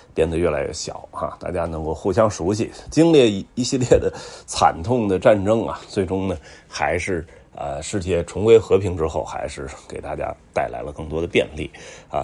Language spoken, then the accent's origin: Chinese; China; 我中国的